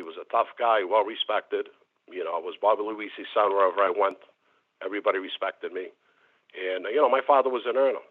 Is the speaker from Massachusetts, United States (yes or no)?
yes; Boston, Massachusetts, United States; I was born in the North End in Little Italy. And my mother and father got divorced at a young age. And we moved to East Boston